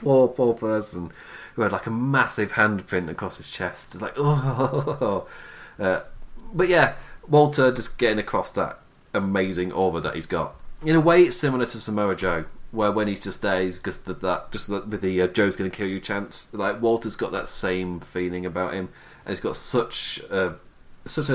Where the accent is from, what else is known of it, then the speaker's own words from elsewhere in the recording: Nottingham, East Midlands, United Kingdom; I'm from Nottingham